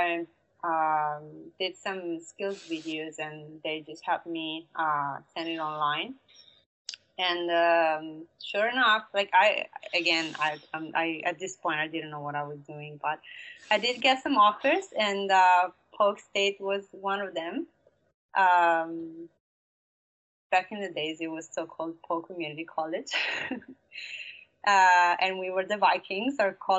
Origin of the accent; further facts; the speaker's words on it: Italy; lucky for me, my hometown is pretty popular for softball. It's considered the capital of softball in Italy.